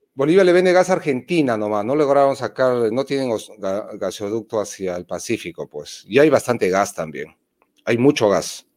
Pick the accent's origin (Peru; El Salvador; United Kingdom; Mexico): Peru; yo he nacido en Perú. ¿Qué más originario puede haber que yo que he nacido en Perú?